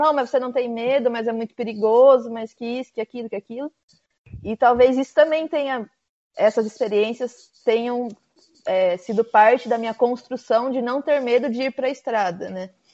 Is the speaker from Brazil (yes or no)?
yes; Brazil; moved away as an adult; meus pais são portugueses, mas eu cresci no Brasil